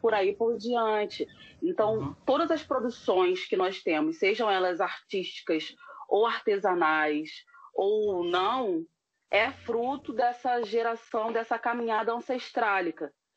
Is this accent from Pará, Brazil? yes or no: no; São João de Meriti, Baixada Fluminense, Rio de Janeiro, Brazil; moved away as an adult; also born or lived in West Zone, Rio de Janeiro; now in Rio de Janeiro, Brazil; eu nasci especificamente em dos Teles, cresci lá, é, uhum. permaneci lá por 30 e poucos anos